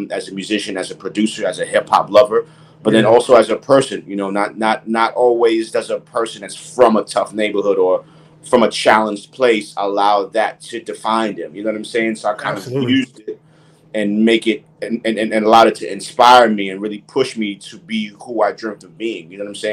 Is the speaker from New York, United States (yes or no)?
yes; New York City, New York, United States; I grew up on 169th Washington Avenue, to be exact, the projects over there